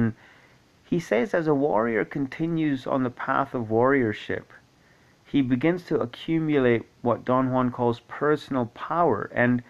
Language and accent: English; Scotland, United Kingdom; also born or lived in Kuwait; I grew up in Kuwait for 10 years. Prior to that, Scotland, obviously. Some of the formative years of my life were in Kuwait, and I learned Arabic there